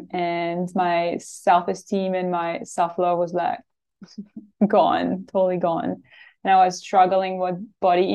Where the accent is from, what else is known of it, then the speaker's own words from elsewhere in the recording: Switzerland; now in Australia; I am from Switzerland and I live in Australia.